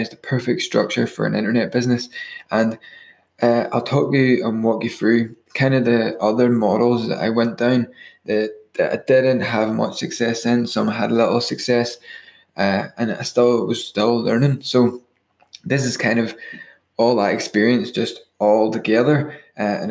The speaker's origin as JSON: {"language": "English", "region": "Northern Ireland", "country": "United Kingdom", "said": "I'm from Northern Ireland"}